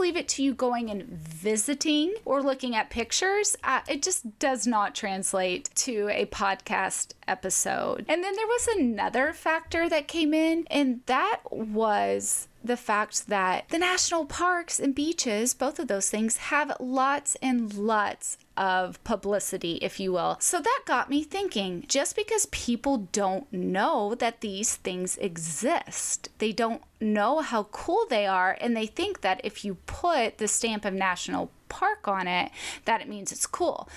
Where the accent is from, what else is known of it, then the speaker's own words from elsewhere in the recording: Arkansas, United States; moved away; growing up in Arkansas